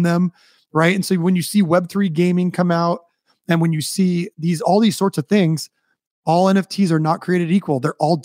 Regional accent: United States; especially being American

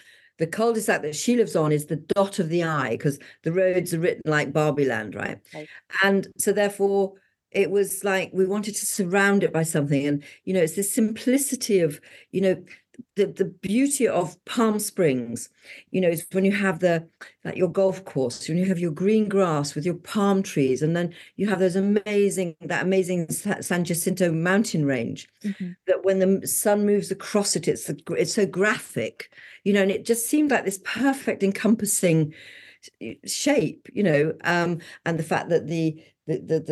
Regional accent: England, United Kingdom; Being English

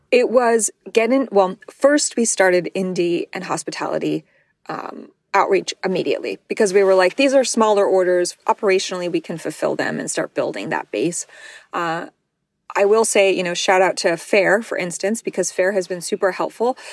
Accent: New Mexico, United States; I'm from New Mexico, which is one of the worst states in terms of sex ed and condom usage

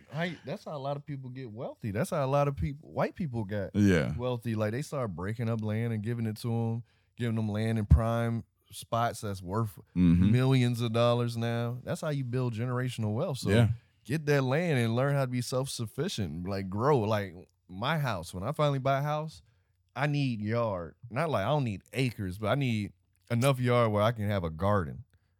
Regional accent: Florida, United States; I'm from Florida, so I'm used to orange trees.

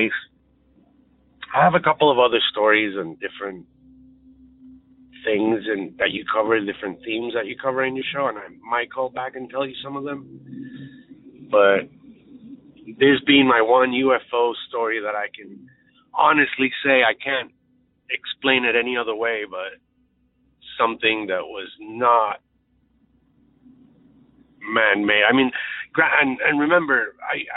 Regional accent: Puerto Rico; moved away as an adult; now in Chicago, United States; I grew up in Puerto Rico in the Caribbean

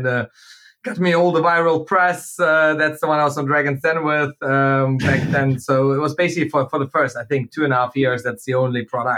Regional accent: Germany; moved away as an adult; also born or lived in Manchester / Hong Kong; I went to uni in Manchester, Hong Kong, I grew up in Germany before

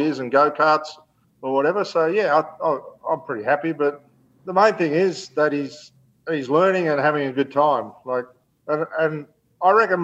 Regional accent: Gold Coast, Queensland, Australia; the Gold Coast last year, which is my hometown

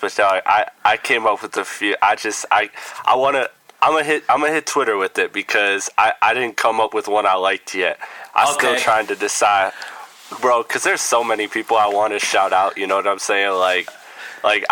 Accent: Midwest, United States; I'm from the Midwest

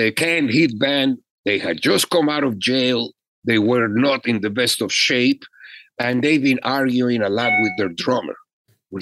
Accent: Mexico; moved away as an adult; also born or lived in Los Angeles; now in United States; I was an immigrant from Mexico. I was just coming in.

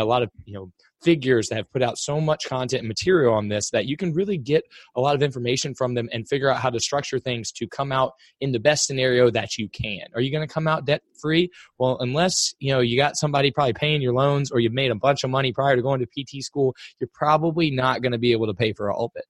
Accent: Cincinnati, Ohio, United States; I'm from Cincinnati

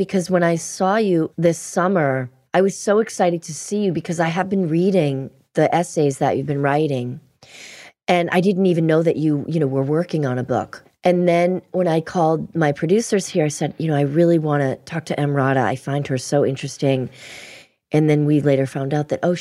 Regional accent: Boston, Massachusetts, United States; We grew up in Boston.

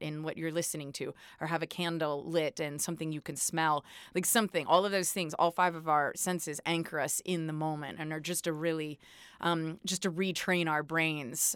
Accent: East Coast, United States; I'm from the East Coast too, so, uh, we're taught to be pretty blunt

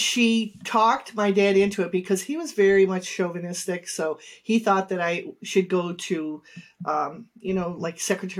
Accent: Cleveland, Ohio, United States; I grew up in the east side. Well, really, the inner city, Cleveland. You know, right downtown. Small house, grandparents lived upstairs.

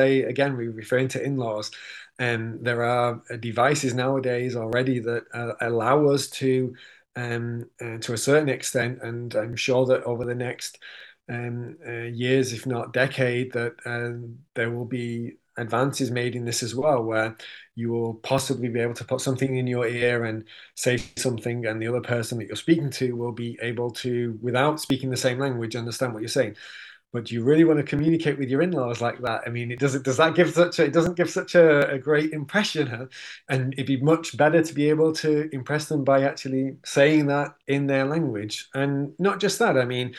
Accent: Manchester, North West England, United Kingdom; I'm from Manchester

